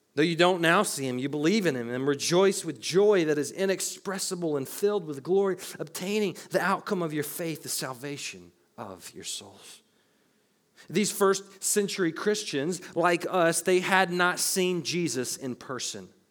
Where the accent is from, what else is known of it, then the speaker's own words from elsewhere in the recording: Murfreesboro, Tennessee, United States; I was born in Murfreesboro, Tennessee on July nineteenth, nineteen ninety-one.